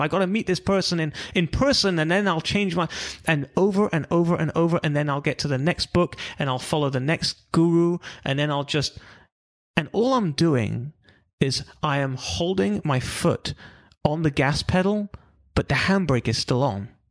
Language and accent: English; London, United Kingdom; moved away as an adult; also born or lived in Israel / California; I'm from London originally.